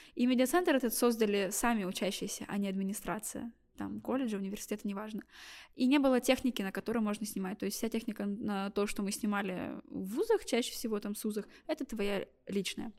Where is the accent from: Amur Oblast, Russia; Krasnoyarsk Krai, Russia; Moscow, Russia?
Amur Oblast, Russia; Blagoveshchensk; я из Амурской области, э, город Благовещенск